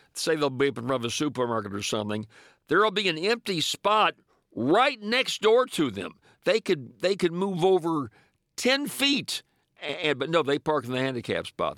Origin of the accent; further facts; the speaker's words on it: Louisiana, United States; my home state of Louisiana